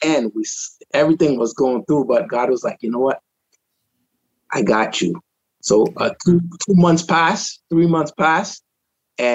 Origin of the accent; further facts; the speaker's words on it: Trinidad & Tobago; also born or lived in Rhode Island, United States; now in Florida, United States; I was born in Trinidad. I came in 87